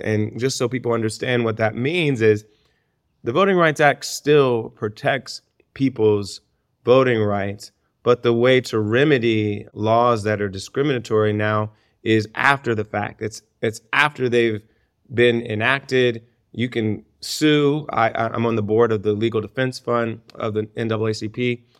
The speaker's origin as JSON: {"language": "English", "region": "Ohio", "country": "United States", "tie": "born or raised there", "said": "my home state of Ohio"}